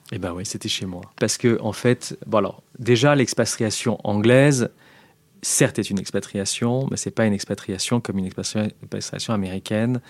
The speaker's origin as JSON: {"language": "French", "country": "France", "also_born_or_lived": "London / United States", "moved": "as an adult", "said": "je rentre dans une boîte américaine en tant que Français."}